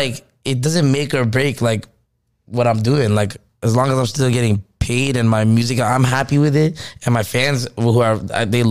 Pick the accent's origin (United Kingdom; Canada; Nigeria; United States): Canada; Toronto, Ontario; Immigrant family, I come from Rexdale.